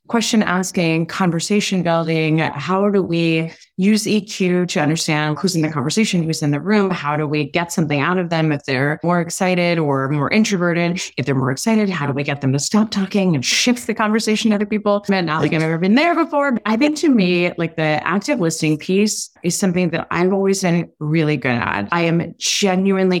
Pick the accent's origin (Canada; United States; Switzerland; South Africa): Switzerland; I was born in Switzerland, we go to really long dinners and we talk a lot